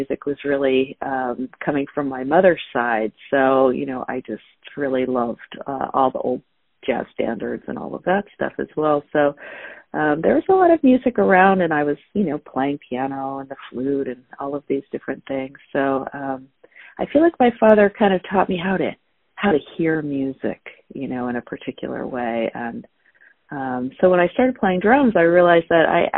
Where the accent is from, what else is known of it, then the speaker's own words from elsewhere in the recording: Orange County, California, United States; I grew up in Southern California, in Orange County, California, in the suburbs